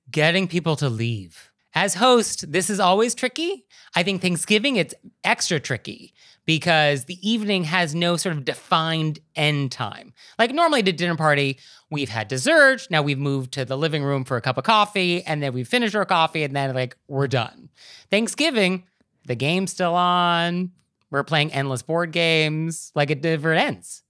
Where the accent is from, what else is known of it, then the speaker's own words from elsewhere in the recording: West Coast, United States; now in East Coast, United States; I'm from the West Coast, I live on the East Coast